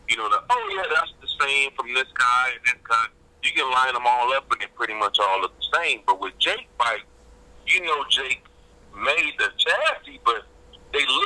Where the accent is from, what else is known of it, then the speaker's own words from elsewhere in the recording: California, United States; I was born and raised out here in California. They always say I sound southern, though.